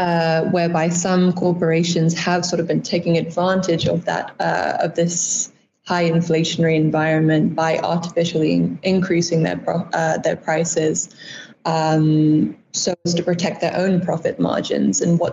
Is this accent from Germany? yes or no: no; United Kingdom; also born or lived in United States; now in Namibia; I'm not originally from Namibia. I actually grew up between the UK and the US, but first came to Namibia in 2016 while studying for my bachelor's.